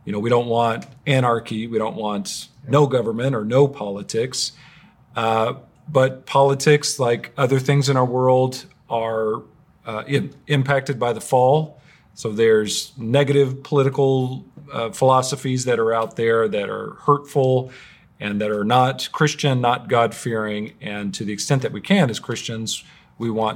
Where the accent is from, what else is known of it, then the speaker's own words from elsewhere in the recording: United States; I'm an American